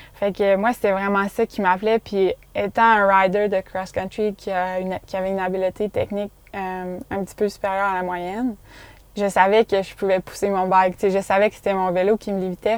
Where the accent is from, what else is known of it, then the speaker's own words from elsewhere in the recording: Quebec City, Quebec, Canada; en grandissant au Québec